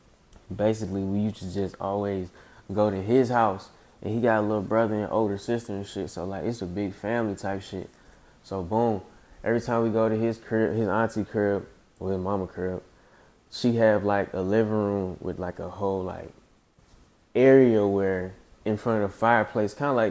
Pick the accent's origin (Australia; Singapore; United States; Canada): United States; Decatur, Georgia; So like anywhere from like Wesley Chapel all the way to like Browns Mill is where I grew up at. And then I kind of like spent a couple of times like really throughout DeKalb County. So I'm a product of DeKalb County.